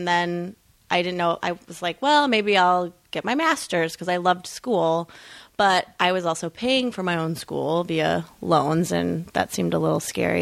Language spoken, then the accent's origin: English; Midwest, United States; I'm from the Midwest